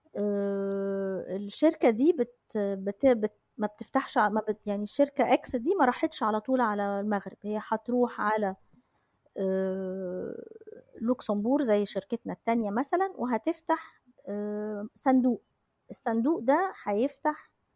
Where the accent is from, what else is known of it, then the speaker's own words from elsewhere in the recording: Egypt; عندنا في مصر